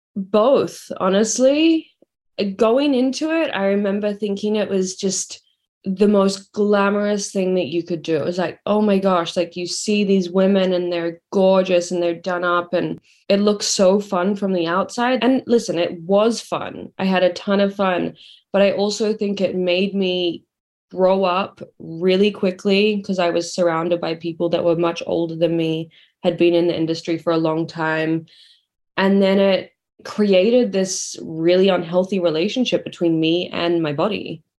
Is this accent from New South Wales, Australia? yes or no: yes; Sydney, New South Wales, Australia; accent: not a super strong accent; moved away as an adult; I am from Australia. I grew up in Sydney. I moved here three and a half years ago.